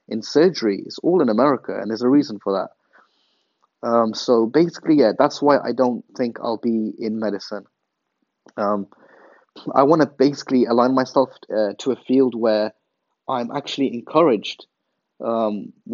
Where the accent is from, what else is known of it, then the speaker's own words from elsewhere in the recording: England, United Kingdom; moved away as an adult; Growing up in England